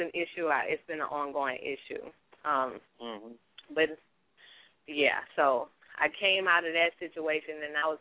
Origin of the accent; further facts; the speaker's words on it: New Orleans, Louisiana, United States; also born or lived in Bronx, New York; I was born in New York, but raised in New Orleans